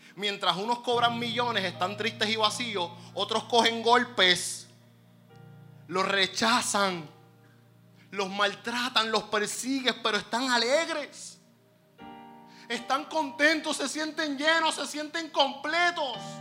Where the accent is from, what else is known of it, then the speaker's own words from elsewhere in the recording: Puerto Rico; Nosotros somos unos negociantes puertorriqueños, astutos, avispados